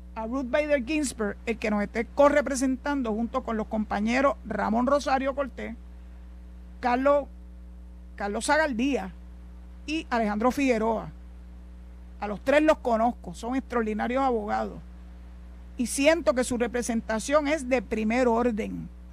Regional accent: Puerto Rico; somos ciudadanos americanos

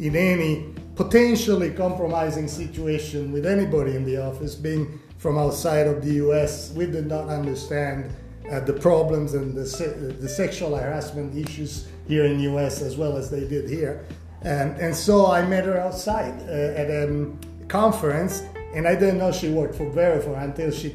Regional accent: Italy; moved away as an adult; also born or lived in Sicily / Milan / London, United Kingdom; now in Whitefish, United States; I was born in Italy, and my family is from the south, from Sicily. So some people say I'm not Italian, I'm Sicilian. Grew up in Italy

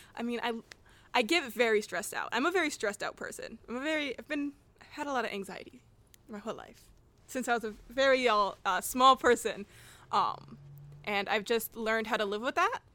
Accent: Portland, Oregon, United States; also born or lived in Oakland, California; I spent a good chunk, probably first four years of my life here

